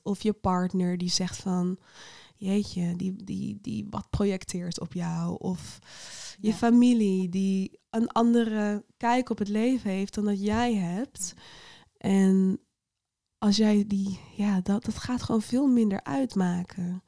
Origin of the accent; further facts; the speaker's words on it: Netherlands; ik voel me echt een Nederlander